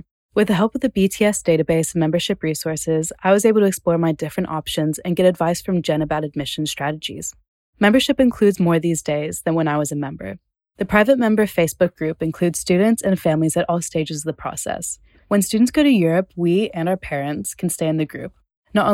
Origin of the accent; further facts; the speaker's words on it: Atlanta, Georgia, United States; first language English; moved away as an adult; now in Netherlands; I'm from Atlanta, and I'm in my third year of study at Hanze University in the Netherlands